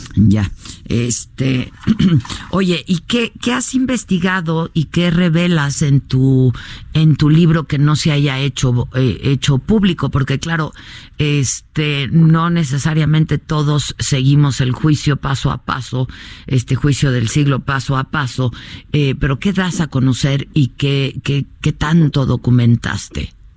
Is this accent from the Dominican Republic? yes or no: no; Mexico; como lectores y como mexicanos